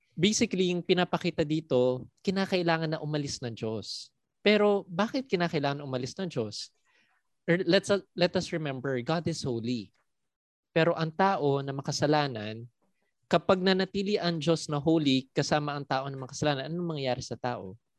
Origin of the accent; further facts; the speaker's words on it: Philippines; also born or lived in Singapore; Pinoy po talaga ako